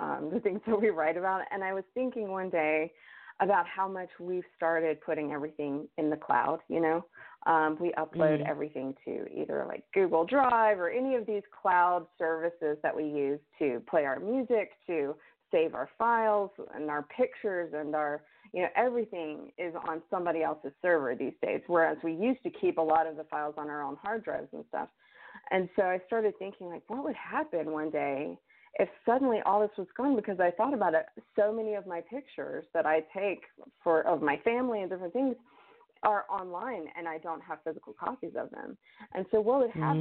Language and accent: English; the South, United States; I grew up in the South